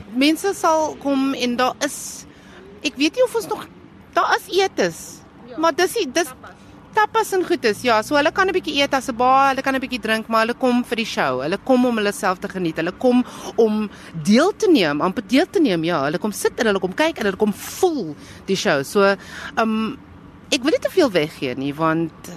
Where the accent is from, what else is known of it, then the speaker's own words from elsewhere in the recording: Cape Town, Western Cape, South Africa; ek is van Mitchells Plain, so ek praat nie dieselfde Afrikaans as die mense op 7de Laan nie